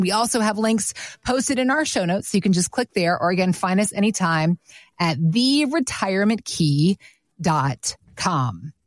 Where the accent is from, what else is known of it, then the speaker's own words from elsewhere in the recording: Atlanta, Georgia, United States; also born or lived in Virginia; I grew up in Atlanta